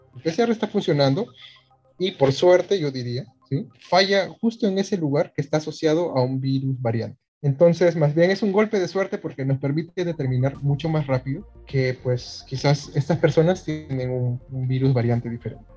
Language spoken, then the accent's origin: Spanish; Peru; nosotros como peruanos